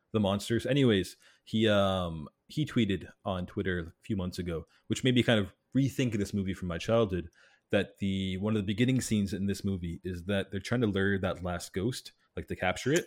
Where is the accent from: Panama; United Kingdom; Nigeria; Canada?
Canada; cuz I'm from Canada